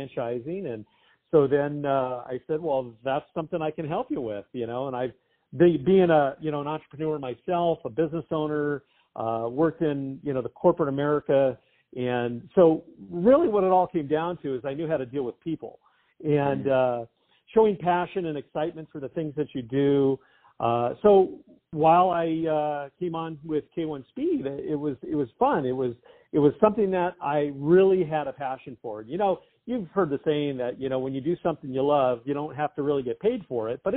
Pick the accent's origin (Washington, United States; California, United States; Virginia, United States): California, United States; Southern; born and raised in Southern California